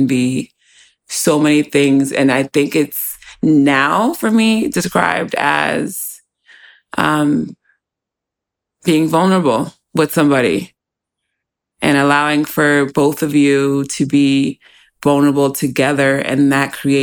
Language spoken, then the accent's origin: English; United States; also born or lived in New York; growing up in the States